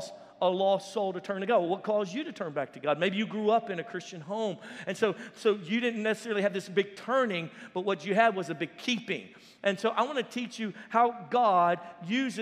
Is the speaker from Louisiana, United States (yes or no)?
yes; Louisiana, United States; we're from Louisiana